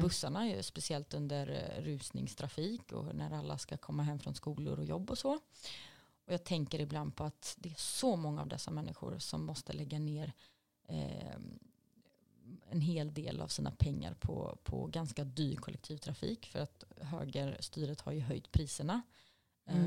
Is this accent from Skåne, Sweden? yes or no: no; Gothenburg, Västra Götaland, Sweden; när jag växte upp i Angered